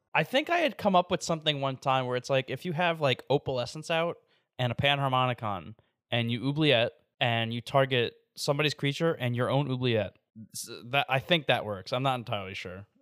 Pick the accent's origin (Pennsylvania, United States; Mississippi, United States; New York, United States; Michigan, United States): New York, United States; moved away; also born or lived in Davenport; I'm from New York originally